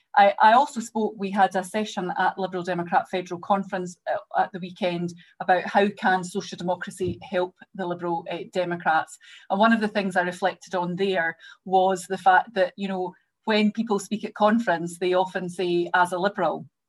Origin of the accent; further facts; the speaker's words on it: Greenock, Scotland, United Kingdom; David and I have things in common in that we're both from Greenock